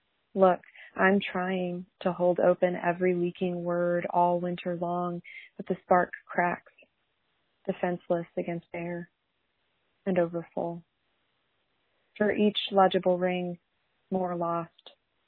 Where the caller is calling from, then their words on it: Laramie, Wyoming, United States; I'm calling from Laramie, Wyoming